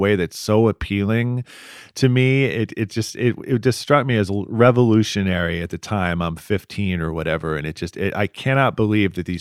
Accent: Cleveland, Ohio, United States; now in Columbus, United States; I'm from the Cleveland area

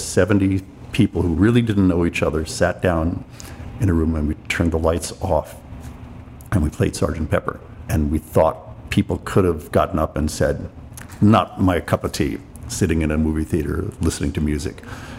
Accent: Greenwich, Connecticut, United States; also born or lived in New York; I grew up in Greenwich, Connecticut. I was born in New York, but I had a big family, so we lived in the suburbs.

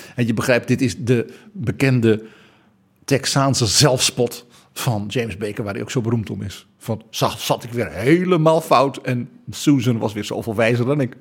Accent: Netherlands; Wij West-Europeanen, wij Hollanders

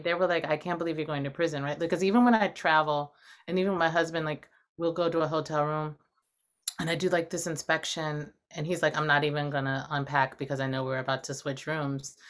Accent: Los Angeles, California, United States; I grew up in Los Angeles

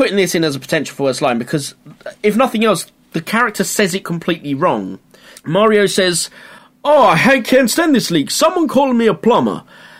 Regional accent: United Kingdom; We turn against the Brits, our own people.

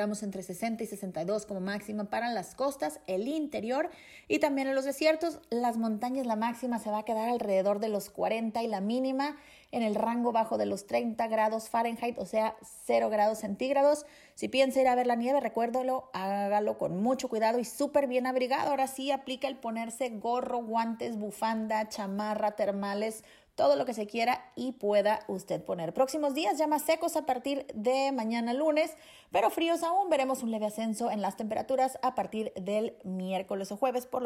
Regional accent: Mexico; Una persona como yo, mexicana, mujer, lesbiana, eh, todos mis derechos eh, vuelven a tener sentido

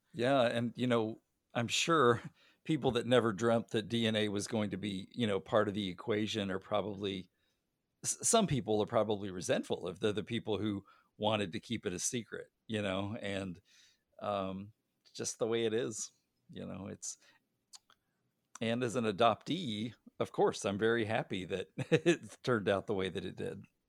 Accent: Arkansas, United States; I was born in Arkansas

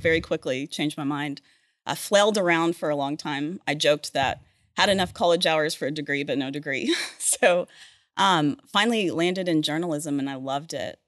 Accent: Oklahoma City, Oklahoma, United States; moved away; also born or lived in Texas / Norman, Oklahoma / Edmond, Oklahoma; I grew up in Oklahoma and Texas

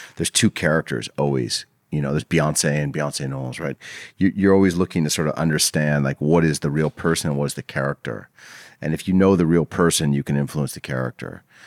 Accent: Los Angeles, California, United States; I grew up in L A in the, like, the seventies and eighties

